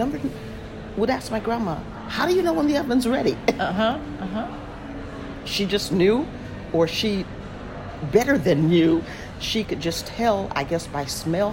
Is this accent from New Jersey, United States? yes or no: no; Chicago, Illinois, United States; Chicago, which is my hometown